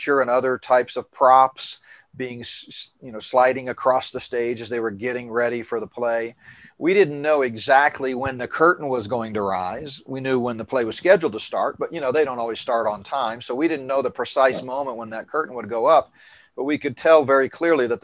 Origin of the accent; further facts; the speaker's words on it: Northeast, United States; moved away; I grew up in the Northeast, taking field trips to New York all the time